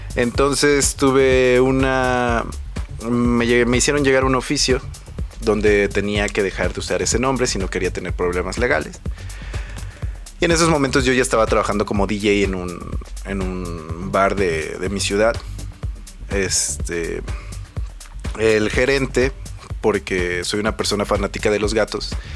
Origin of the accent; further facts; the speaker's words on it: Mexico; mis raíces como, como mexicano, como persona de, de, un pueblito, porque se podría decir que soy de un pueblito